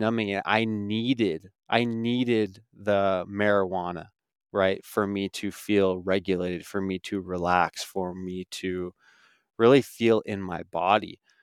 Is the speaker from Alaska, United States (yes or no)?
yes; Alaska, United States; moved away as an adult; I grew up small town Alaska, five thousand people, and I, I lived there until I was eighteen years old.